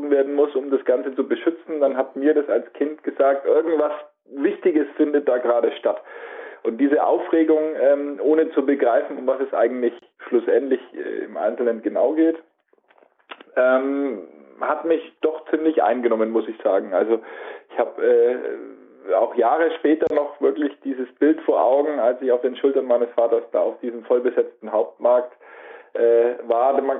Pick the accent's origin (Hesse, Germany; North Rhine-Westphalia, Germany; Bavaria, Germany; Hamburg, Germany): Bavaria, Germany; Nuremberg; aber bei uns in Nürnberg gab es nur den BR und ansonsten ARD und ZDF